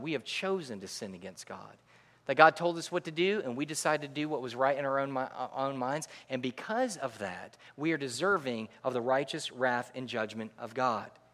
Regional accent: Connecticut, United States; moved away; also born or lived in New York; I am from Connecticut

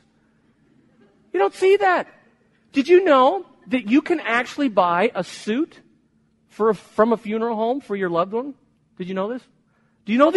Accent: Chicago, Illinois, United States; moved away; also born or lived in Spain; I was born in Chicago. I lived in Spain for 20 years, but born in Chicago, went back to Chicago to do my master's seminary degree there

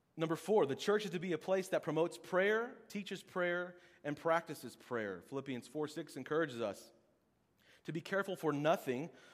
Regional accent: Oklahoma, United States; moved away; I'm from Oklahoma

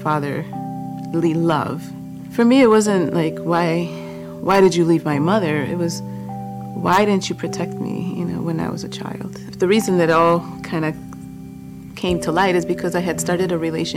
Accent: Chicago, Illinois, United States; born or raised there; also born or lived in Boston, Massachusetts

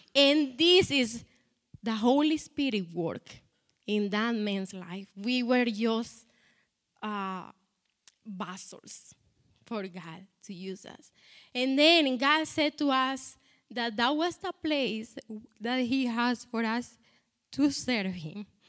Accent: Colombia; English is a second language; moved away; I am from Colombia

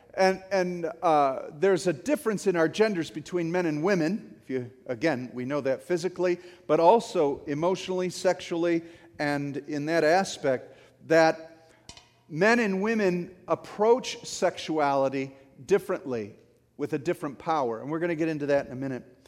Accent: St. Clair Shores, Michigan, United States; I grew up in Saint Clair Shores, hockey town, right?

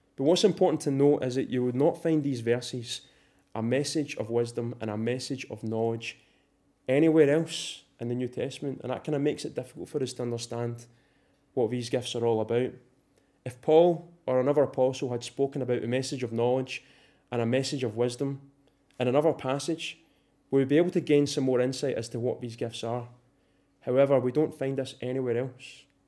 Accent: Scotland, United Kingdom; if we're Scottish here this morning

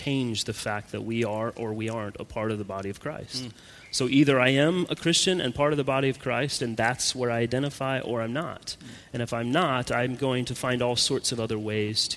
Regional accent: United States; moved away as an adult; now in Savannah, United States; my being an American and who I am, you know, as that American citizen

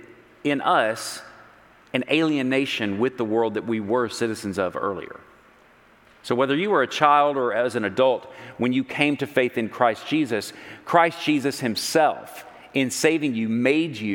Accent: Texas, United States; I've always thought that I had some Northeastern sensibilities built into me, even as a Texan

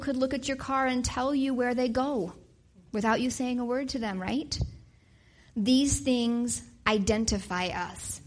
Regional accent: Wyoming, United States; now in Wisconsin, United States; I grew up in Wyoming.

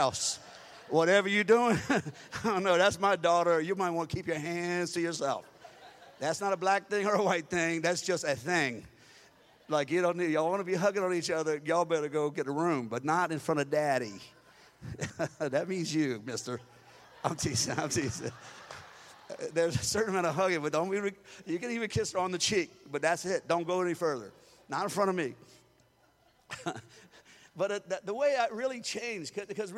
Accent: Louisiana, United States; I was raised in Louisiana

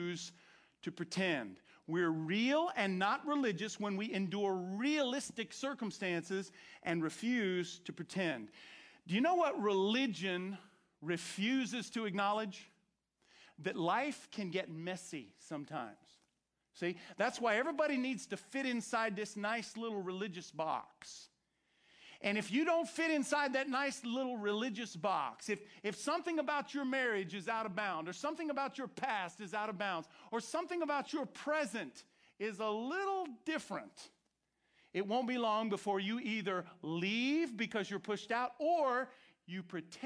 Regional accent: Orange County, Florida, United States; I grew up in Orange Country in Florida

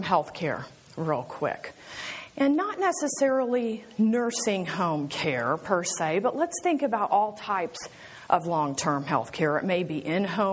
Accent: Kansas City, United States; I am from Kansas City

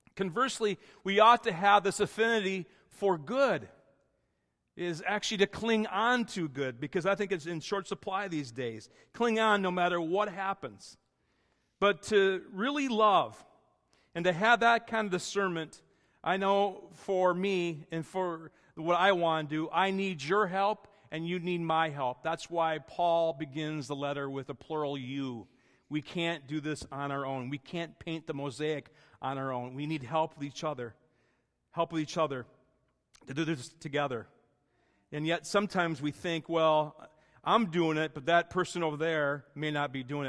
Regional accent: Wisconsin, United States; moved away; My best friend growing up in Wisconsin

